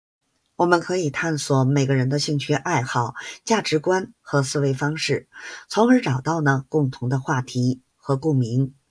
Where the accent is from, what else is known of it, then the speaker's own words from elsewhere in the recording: Beijing, China; 记得关注我哦，我是北京的…，咱们下期节目再见